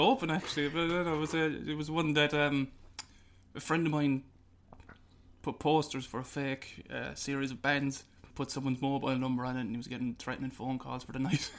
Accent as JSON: {"language": "English", "town": "Limerick", "region": "Munster", "country": "Ireland", "said": "I told him I was from Limerick"}